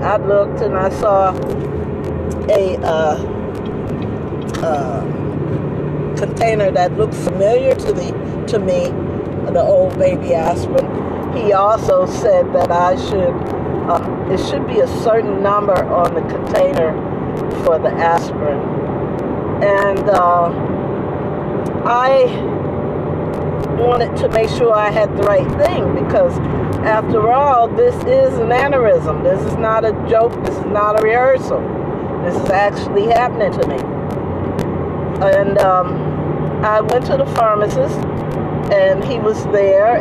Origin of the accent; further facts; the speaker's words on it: New Jersey, United States; now in Bay Area, United States; I'm from New Jersey